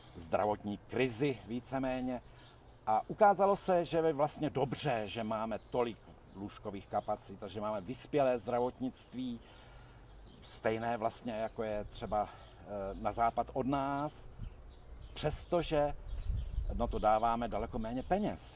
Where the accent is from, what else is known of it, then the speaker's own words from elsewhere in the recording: Jilemnice, Liberec Region, Czechia; moved away as an adult; now in Hradec Králové, Czech Republic; jsem se narodil v Jelemnici, vlastně v Krkonoších